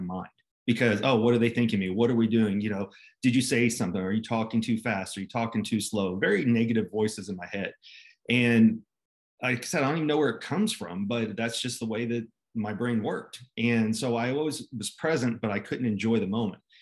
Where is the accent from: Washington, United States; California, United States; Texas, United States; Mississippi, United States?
Texas, United States; Dallas; I grew up here in Dallas, Texas, actually in between Dallas and Fort Worth. Moved here when I was three